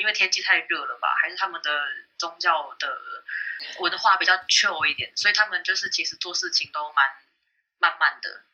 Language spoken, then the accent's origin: Chinese; Taipei, Taiwan; moved away as an adult; now in Malaysia; 因为我台湾人，我其实只会听得懂普通话